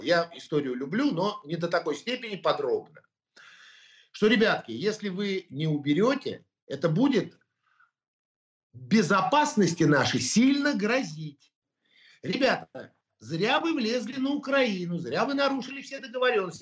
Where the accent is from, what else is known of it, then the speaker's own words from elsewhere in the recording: Russia; я русский человек. Это говорю всегда и громко. Я армянин этнический, но я русский человек